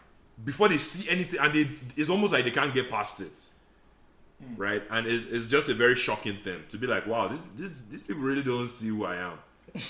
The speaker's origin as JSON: {"language": "English", "country": "Nigeria", "also_born_or_lived": "Maryland / Texas", "moved": "yes", "lives_now": "United States"}